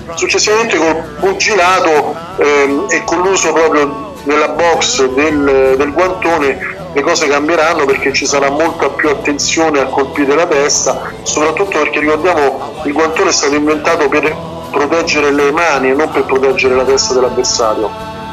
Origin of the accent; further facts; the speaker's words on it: Rome, Lazio, Italy; che siamo romani